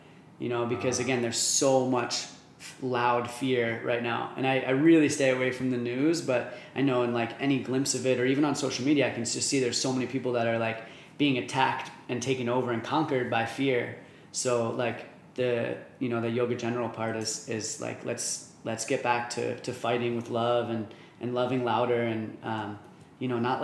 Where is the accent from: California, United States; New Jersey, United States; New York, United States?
New Jersey, United States; moved away as an adult; also born or lived in Michigan; now in Arizona, United States; I'm from New Jersey originally